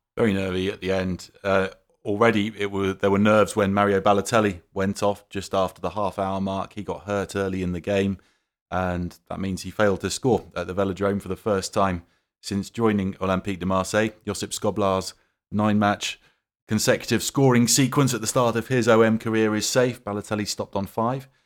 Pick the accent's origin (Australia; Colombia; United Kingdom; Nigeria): United Kingdom; growing up in Britain